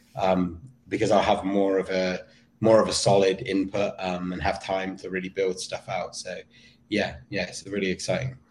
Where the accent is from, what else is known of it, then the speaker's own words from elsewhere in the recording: Somerset, South West England, United Kingdom; also born or lived in Weston-super-Mare / Vermont; now in United States; I grew up in um, in Somerset.